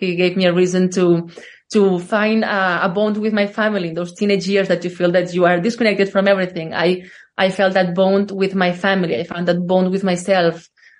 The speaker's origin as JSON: {"language": "English", "region": "Catalonia", "country": "Spain", "tie": "born or raised there", "second_language": "English", "said": "Well, I grew up in a small village in the outskirts of Barcelona."}